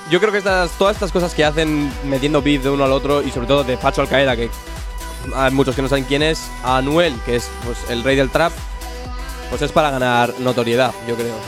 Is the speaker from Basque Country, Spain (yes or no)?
yes; Bilbao, Basque Country, Spain; somos unos chavales de Bilbao